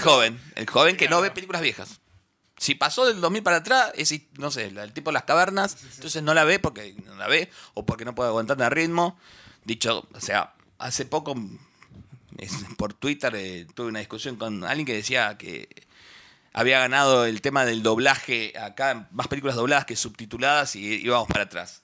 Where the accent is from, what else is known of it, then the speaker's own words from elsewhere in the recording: near Bahía Blanca, Buenos Aires Province, Argentina; la que es del interior como yo